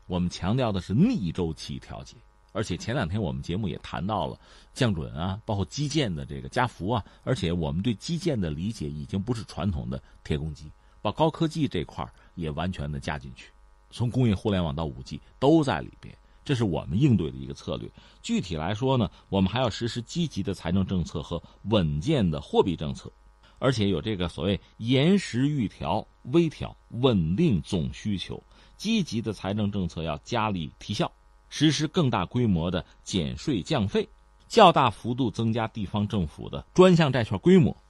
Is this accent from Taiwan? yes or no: no; China; 我们中国人